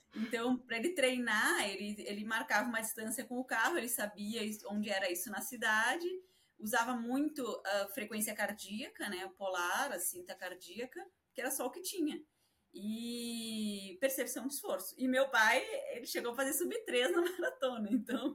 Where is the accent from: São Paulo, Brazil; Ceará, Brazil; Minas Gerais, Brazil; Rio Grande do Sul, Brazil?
Rio Grande do Sul, Brazil; Porto Alegre; moved away; A minha família lá em Porto Alegre